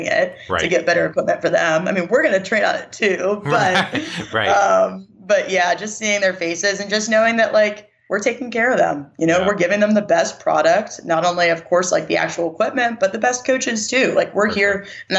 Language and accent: English; Pittsburgh, Pennsylvania, United States; moved away as an adult; also born or lived in West Virginia / South Carolina; now in Mississippi, United States; I'm from Pittsburgh and that's where my family is. And I grew up there